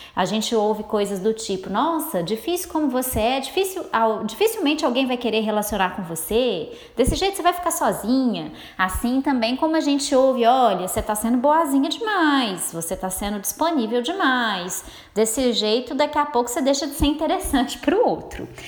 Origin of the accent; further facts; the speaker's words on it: Minas Gerais, Brazil; accent: mineiro; eu sou mineira, então vocês vão se acostumando aí com o meu sotaque